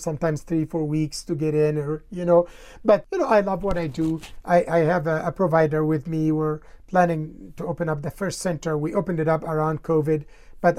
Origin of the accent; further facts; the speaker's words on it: Egypt; now in Colorado, United States; I grew up in Egypt with the difficult situations